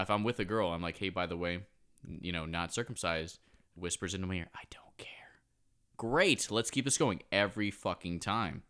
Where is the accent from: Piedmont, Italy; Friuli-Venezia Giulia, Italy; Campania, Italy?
Campania, Italy; Naples; moved away; I was born in the, uh, magical land known as Italia.